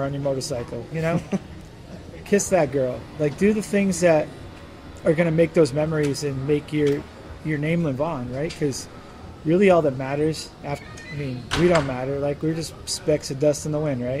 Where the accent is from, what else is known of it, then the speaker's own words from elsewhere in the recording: United States; moved away as an adult; now in Ukraine; I'm an American